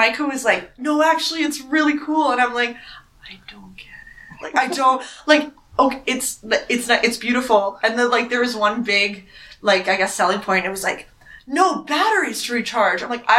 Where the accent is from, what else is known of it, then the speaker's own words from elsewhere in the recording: Winnipeg, Manitoba, Canada; I'm from Winnipeg